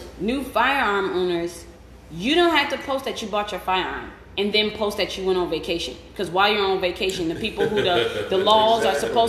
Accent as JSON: {"language": "English", "town": "Detroit", "region": "Michigan", "country": "United States", "lives_now": "Ohio, United States", "said": "I'm from Detroit and lives in Ohio."}